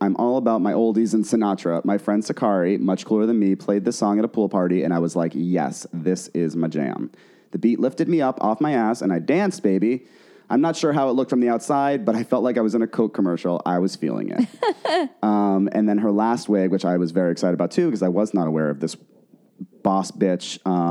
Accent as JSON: {"language": "English", "town": "Boston", "region": "Massachusetts", "country": "United States", "said": "We're from Boston. We went to school in Boston."}